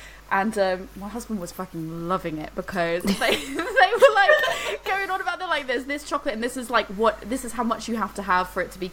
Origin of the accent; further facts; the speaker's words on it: United States; now in United Kingdom; I'm American